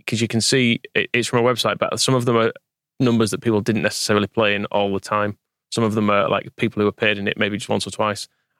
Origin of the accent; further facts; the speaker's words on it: Dewsbury, Yorkshire and the Humber, United Kingdom; 10 years after I was born in Dewsbury.